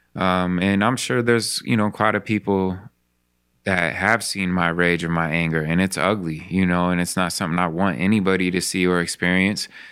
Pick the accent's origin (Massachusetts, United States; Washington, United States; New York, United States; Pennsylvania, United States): Washington, United States; Spokane; when I grew up in Spokane